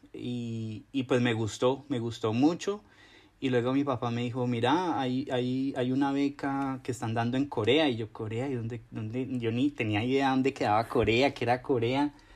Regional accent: Cauca, Colombia; moved away as an adult; also born or lived in Cali, Colombia; now in Seoul, South Korea; el departamento donde yo nací, en el Cauca

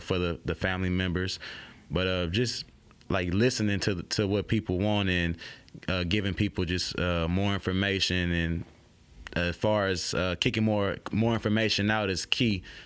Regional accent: Oakland, California, United States; now in Baton Rouge, United States; I'm from, like I tell people, I'm from Oakland, California.

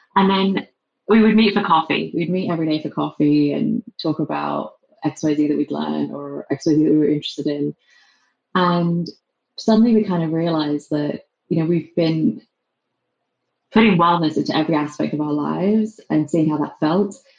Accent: England, United Kingdom; accent: English; moved away as an adult; also born or lived in London; now in San Francisco, United States; despite my English accent

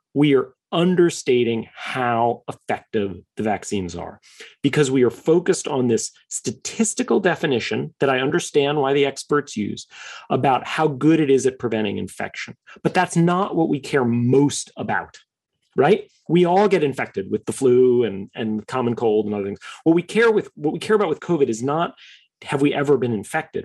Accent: New York, United States; I am a New Yorker by birth, third generation New Yorker.

